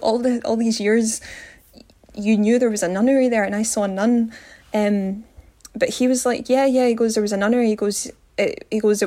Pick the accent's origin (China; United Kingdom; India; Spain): United Kingdom; Glasgow, Scotland; I'm from Glasgow in Scotland